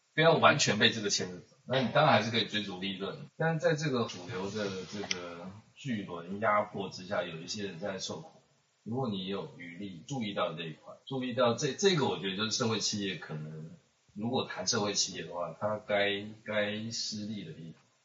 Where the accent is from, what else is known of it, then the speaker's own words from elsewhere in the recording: Taiwan; 我们台湾人，我的同胞包括我自己